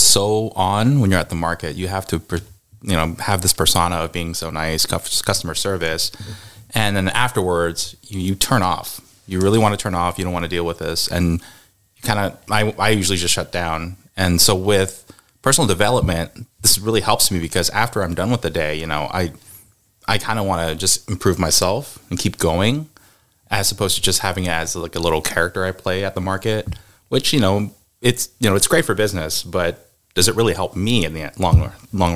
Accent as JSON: {"language": "English", "town": "Seattle", "region": "Washington", "country": "United States", "tie": "born or raised there", "said": "born and raised in the Pacific Northwest, grew up in Seattle"}